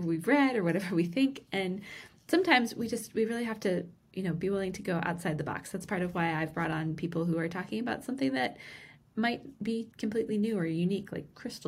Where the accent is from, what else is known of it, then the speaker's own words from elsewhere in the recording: Vermont, United States; moved away; today I am joining you from Vermont, where I grew up